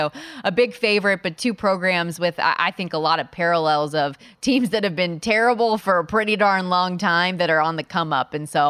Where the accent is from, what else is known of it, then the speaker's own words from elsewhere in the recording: Las Vegas, Nevada, United States; Vegas girl, so cool that I got to do the game here in my hometown